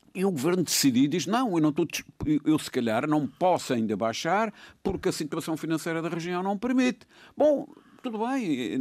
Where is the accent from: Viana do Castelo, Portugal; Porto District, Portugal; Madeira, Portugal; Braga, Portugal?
Madeira, Portugal; eu como madeirense